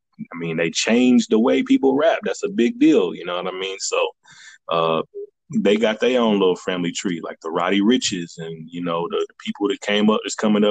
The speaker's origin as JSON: {"language": "English", "region": "the South", "country": "United States", "said": "I'm from the South"}